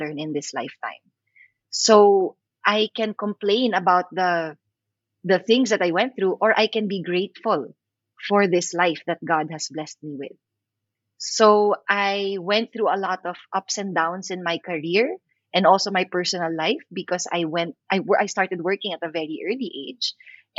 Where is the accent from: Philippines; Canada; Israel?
Philippines; I'm an actor from the Philippines.